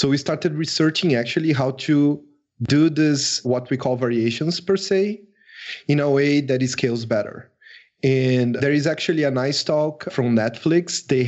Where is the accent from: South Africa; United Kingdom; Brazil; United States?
Brazil; English is a second language; I am from Brazil.